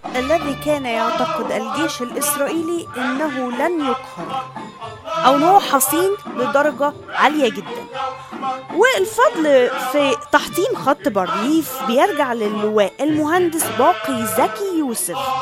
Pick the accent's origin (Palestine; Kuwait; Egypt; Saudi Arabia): Egypt; في حياتنا كمصريين